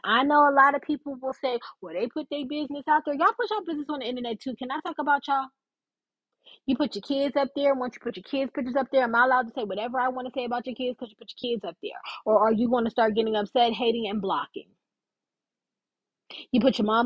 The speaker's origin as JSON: {"language": "English", "region": "Texas", "country": "United States", "said": "I'm from Texas."}